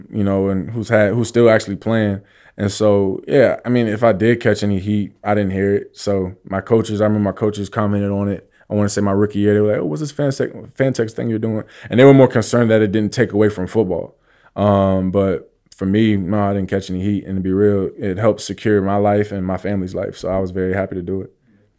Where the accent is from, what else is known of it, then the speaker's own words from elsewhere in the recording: East Coast, United States; I obviously heard of it, but I'm from the East Coast.